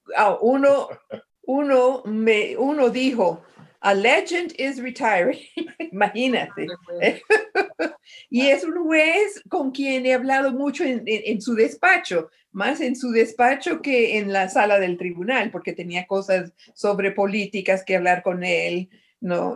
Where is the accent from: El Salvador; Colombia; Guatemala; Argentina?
Colombia; Medellín, Antioquia; moved away; also born or lived in Lima / Caracas; nací en Medellín, Colombia